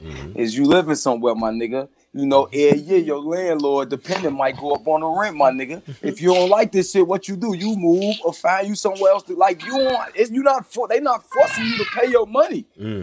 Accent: Brooklyn, New York, United States; I'm from Brooklyn.

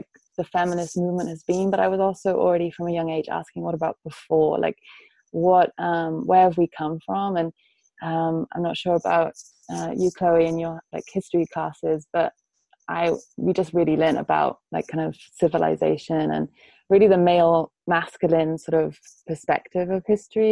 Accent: Wales, United Kingdom; also born or lived in Germany / Paris, France; I spent most of my life growing up in Wales, which is a Celtic country.

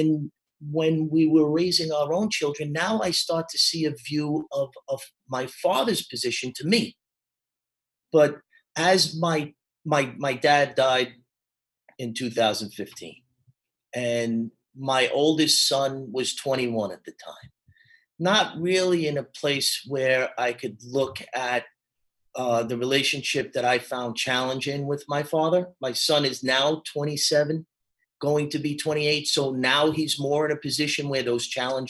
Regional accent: New York, United States; now in Charlotte, United States; where I grew up in New York, you were either Catholic or Jewish

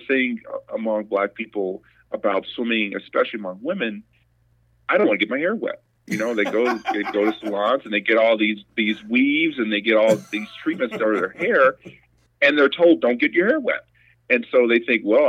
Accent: St. Louis, Missouri, United States; I was born and raised in St. Louis, Missouri

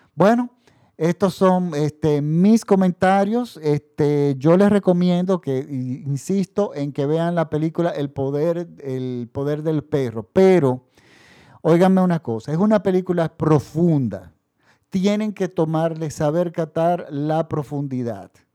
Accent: Dominican Republic; En mi país, por ejemplo, la República Dominicana

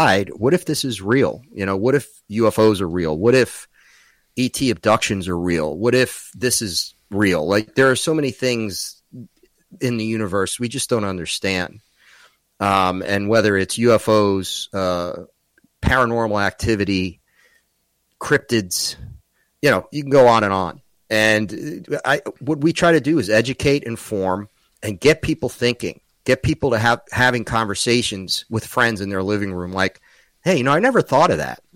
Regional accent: New York, United States; I'm from New York

